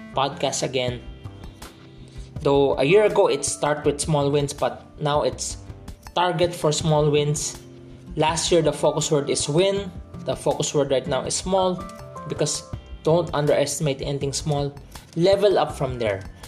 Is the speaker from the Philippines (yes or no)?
yes; Philippines; I'm from the Philippines